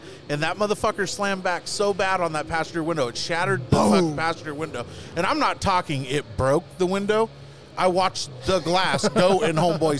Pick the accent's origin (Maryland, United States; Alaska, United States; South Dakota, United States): South Dakota, United States; Mitchell; moved away; also born or lived in Bakersfield, California / Taft, California; I'm actually originally from Mitchell, South Dakota.